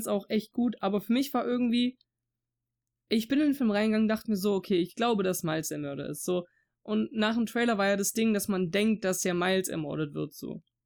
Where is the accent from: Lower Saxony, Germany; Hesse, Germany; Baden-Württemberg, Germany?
Baden-Württemberg, Germany; Swabia; accent: Swabian; first language German; Deutsch ist meine Muttersprache. Aber ich bin selber jemand, der halt auch durch, durch meinen, durch den Dialekt und sowas, also durch Schwäbisch zum Beispiel jetzt, halt so Wörter drin habe, die halt Dialekt sind.